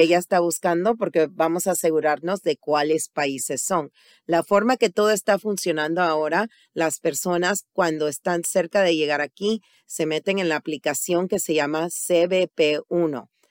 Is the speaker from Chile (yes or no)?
no; Panama; now in United States; yo soy originalmente de Panamá